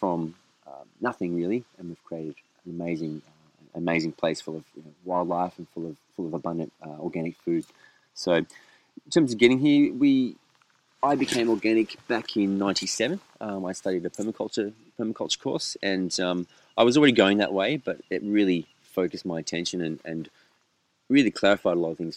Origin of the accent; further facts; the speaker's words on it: Sydney, New South Wales, Australia; moved away as an adult; now in Pomona, Australia; I grew up in Sydney, spent the first 21 years of my life in Sydney.